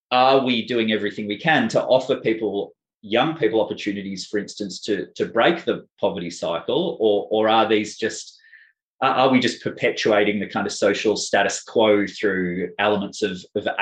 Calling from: Victoria, Australia; Um, I'm speaking from Boonwurrung country.

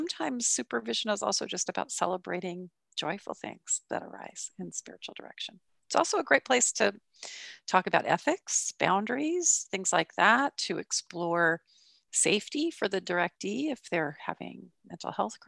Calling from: San Luis Obispo, California, United States; I'm calling in from San Luis Obispo, California.

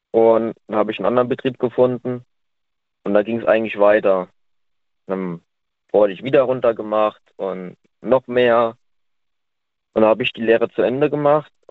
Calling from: Simmern, Rhineland-Palatinate, Germany; Ich komme aus Nähe Simmern.

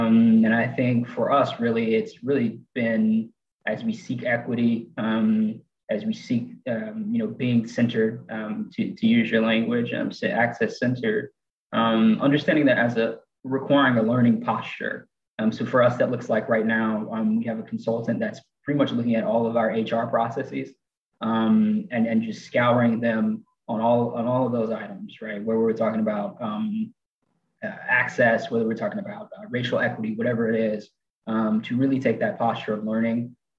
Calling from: Chattanooga, Tennessee, United States; And I'm joining from Chattanooga, Tennessee.

